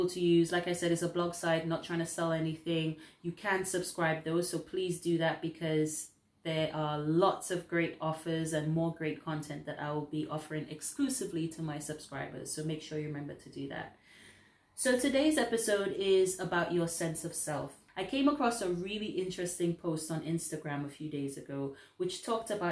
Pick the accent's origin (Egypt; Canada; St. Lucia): St. Lucia; now in United Kingdom; being somebody who is not from the UK, I'm from the Caribbean originally, St. Lucia